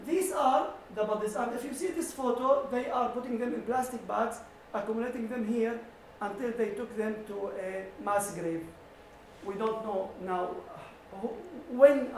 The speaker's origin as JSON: {"language": "English", "town": "Daraya", "region": "Rif Dimashq", "country": "Syria", "tie": "born or raised there", "moved": "yes", "said": "my hometown, Daraya"}